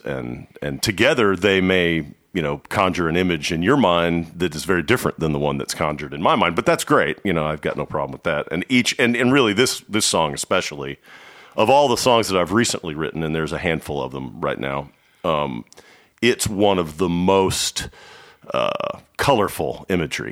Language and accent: English; Dallas, Texas, United States; I, I am from Dallas. I grew up in Dallas.